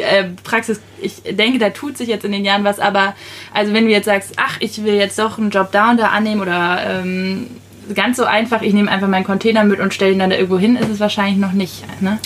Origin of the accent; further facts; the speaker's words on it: Schleswig-Holstein, Germany; moved away; ich komme aus Schleswig-Holstein